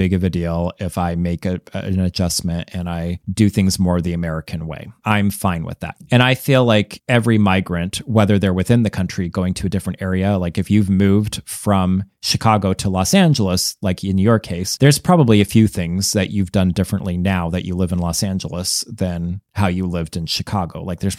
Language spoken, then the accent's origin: English; Canada; Like, nope, I'm from Canada. I stopped saying A at the end of a lot of the sentences where it made sense in Canada because I got made fun of every time I did.